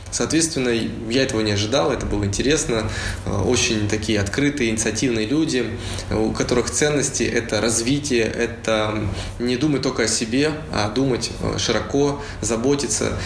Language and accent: Russian; Uralsk, West Kazakhstan Region, Kazakhstan; moved away as an adult; also born or lived in Saint Petersburg, Russia; now in Bali, Indonesia; Я родился в Уральске, закончил там школу и поехал учиться в Петербург